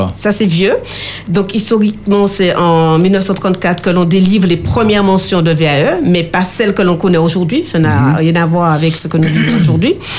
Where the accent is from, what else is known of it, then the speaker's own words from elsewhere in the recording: Martinique; chez nous en Martinique